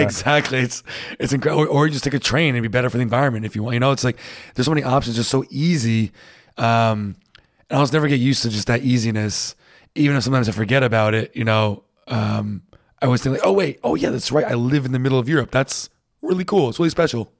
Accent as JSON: {"language": "English", "region": "New England", "country": "United States", "moved": "yes", "said": "I'm from New England, and, uh, we, we have pretty harsh winters"}